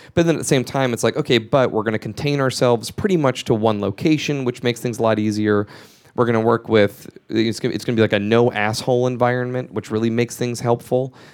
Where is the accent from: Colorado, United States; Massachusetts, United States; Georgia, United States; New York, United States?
Georgia, United States; moved away; the home where I grew up in Georgia